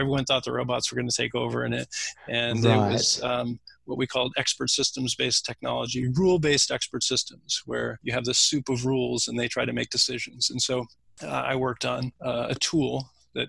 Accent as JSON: {"language": "English", "area": "Silicon Valley", "region": "California", "country": "United States", "tie": "born or raised there", "said": "I grew up in Silicon Valley"}